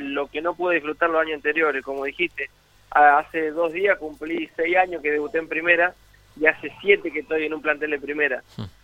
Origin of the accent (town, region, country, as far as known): La Pampa, Argentina; moved away; also born or lived in Italy